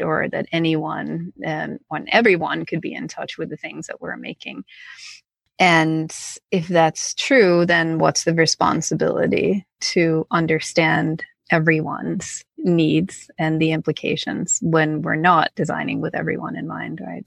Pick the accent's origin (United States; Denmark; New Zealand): Denmark; Copenhagen, Capital Region of Denmark; I'm from Copenhagen, Denmark, and I also went to school there.